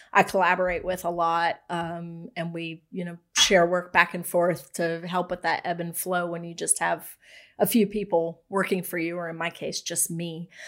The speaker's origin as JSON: {"language": "English", "town": "Raleigh", "region": "North Carolina", "country": "United States", "tie": "born or raised there", "also_born_or_lived": "Winston-Salem, North Carolina / Indiana", "said": "I've lived here since I was really young. Um, we moved here when I was in third grade."}